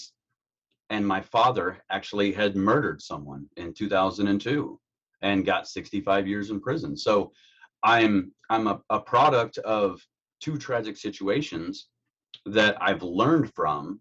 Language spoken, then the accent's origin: English; Carroll County, Indiana, United States; I'm from Indiana, born and raised in Carroll County, Indiana